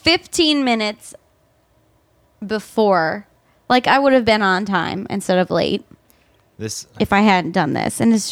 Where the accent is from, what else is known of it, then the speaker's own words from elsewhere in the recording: northern Michigan, United States; You should go up to northern Michigan. We have some.